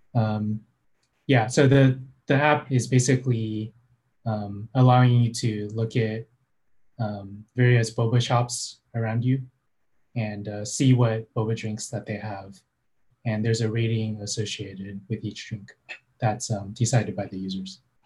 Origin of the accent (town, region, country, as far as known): San Francisco Bay Area, California, United States; born or raised there